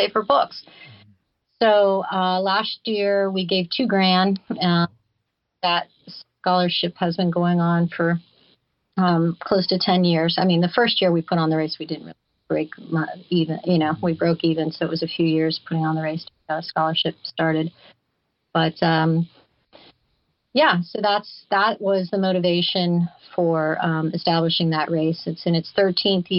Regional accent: Flagler Beach, Florida, United States; my hometown of Flagler Beach

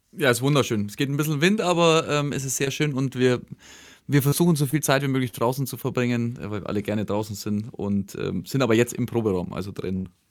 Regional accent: Rott, Bavaria, Germany; Ich komme aus Rott.

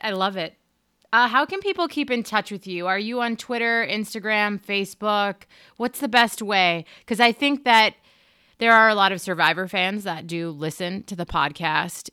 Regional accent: Hampton Falls, New Hampshire, United States; where I grew up in Hampton Falls, New Hampshire

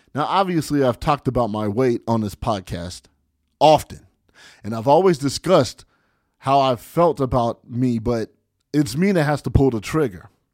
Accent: California, United States; I'm from California

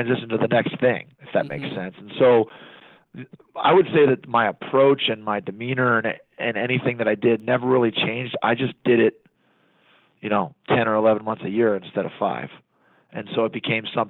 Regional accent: Columbus, Ohio, United States; Not only am I from Ohio, but I was born and raised in Columbus. I grew up 8 miles from the football stadium.

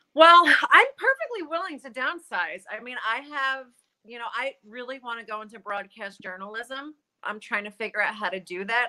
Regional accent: North Brunswick, New Jersey, United States; now in Denville, United States; I live in Denville, but I grew up in North Brunswick.

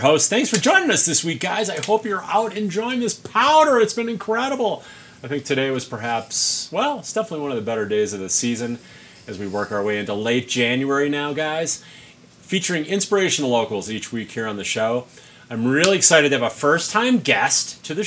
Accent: Wisconsin, United States; We grew up fishing, mostly not fly fishing in Wisconsin.

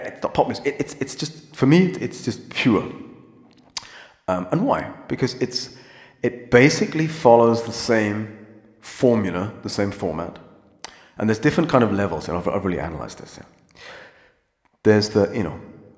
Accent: United Kingdom; I'm British

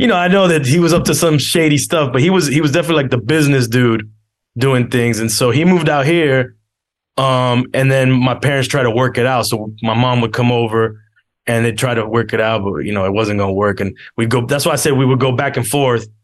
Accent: Miami, Florida, United States; also born or lived in Los Angeles, California; I'm from Miami via Los Angeles, I was born in Los Angeles, and I still have family there. So I have roots in L.A., the West Coast. I'm growing up in the South, in Miami specifically

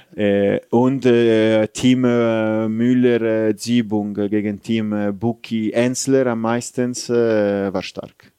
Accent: Italy; German is a second language; moved away as an adult; now in Switzerland; ich bin ein stolzer Italiener

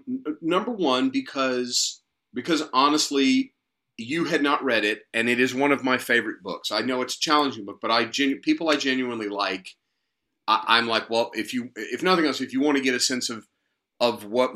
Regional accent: the South, United States; growing up in the South, I grew up eating.

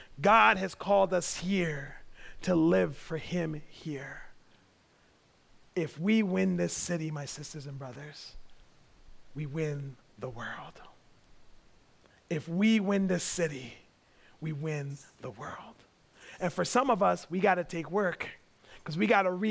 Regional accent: United States; I grew up in America

